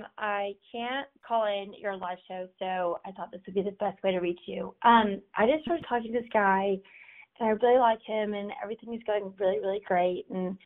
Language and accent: English; Nashville, Tennessee, United States; Hey, this is for Tinx. … I'm from Nashville.